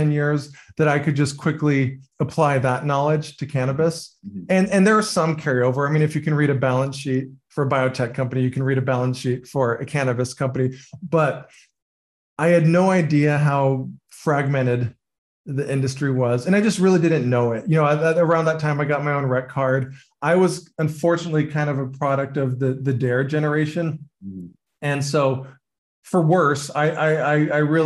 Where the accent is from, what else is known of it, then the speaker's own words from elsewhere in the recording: California, United States; I grew up in California